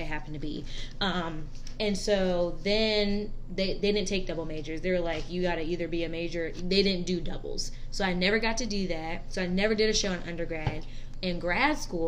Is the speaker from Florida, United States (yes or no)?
no; North Carolina, United States; moved away as an adult; also born or lived in New York / Fort Bragg; now in Tallahassee, United States; wanted to go back down south because I'm from North Carolina